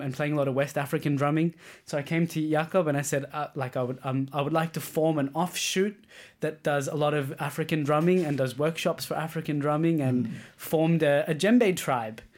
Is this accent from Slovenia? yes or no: no; Australia; moved away as an adult; now in Denmark; as an Australian